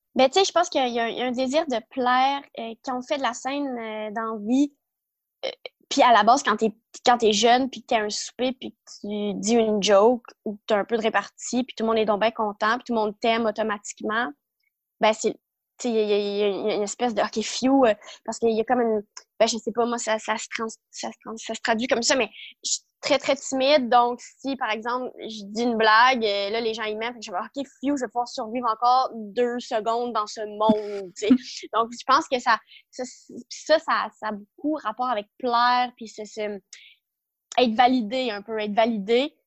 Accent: Ontario, Canada; moved away as an adult; also born or lived in Ottawa, Canada / Montreal, Canada; je suis de l'Ontario

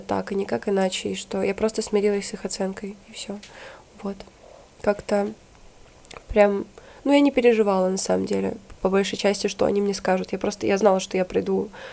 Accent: Usinsk, Komi Republic, Russia; moved away; Город Усинск, республика Коми.

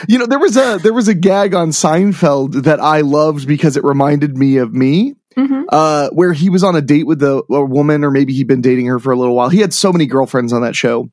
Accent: Midwest, United States; I grew up in the Midwest

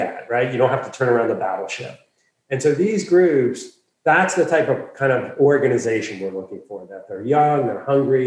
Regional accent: Philadelphia, Pennsylvania, United States; moved away as an adult; also born or lived in Washington, D.C.; I was born and raised in Philadelphia.

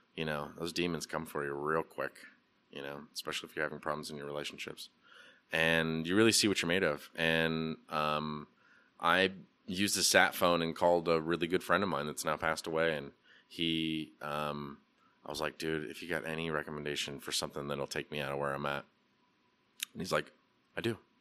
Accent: Portland, Oregon, United States; now in Asheville, United States; growing up in Portland in the eighties and nineties

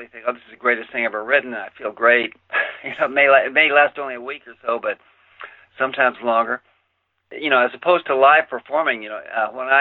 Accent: El Paso, Texas, United States; moved away as an adult; also born or lived in New York City; I grew up in El Paso.

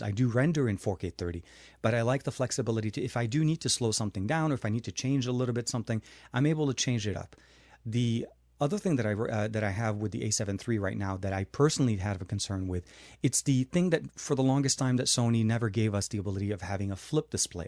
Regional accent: Lebanon; moved away; when I grew up in Lebanon

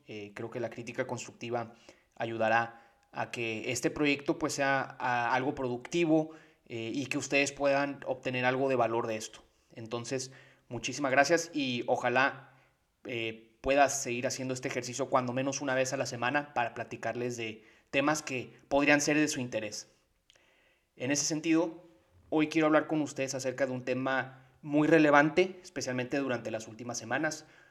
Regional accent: Tijuana, Baja California, Mexico; yo soy originario de Tijuana

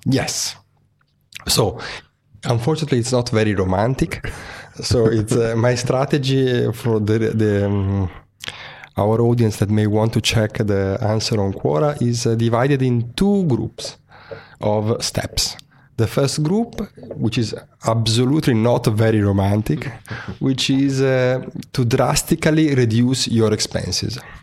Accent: Venice, Veneto, Italy; moved away as an adult; also born or lived in Milan; I'm originally from Venice, but I moved to Milan at, uh, twenty-three years old

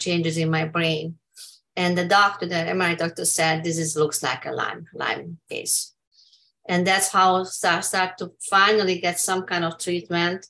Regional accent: Hungary; English is a second language; moved away as an adult; now in United States; I'm from Hungary

